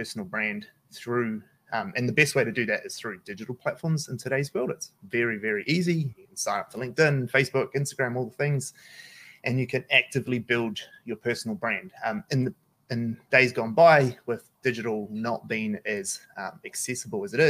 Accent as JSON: {"language": "English", "region": "Auckland", "country": "New Zealand", "tie": "born or raised there", "said": "I grew up in Manadua. I grew up South Auckland."}